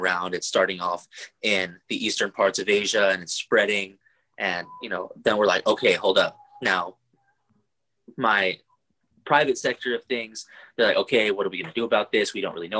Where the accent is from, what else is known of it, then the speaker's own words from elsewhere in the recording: Oxnard, California, United States; moved away as an adult; Born and raised in Oxnard, California, but brought all over the world by US Army.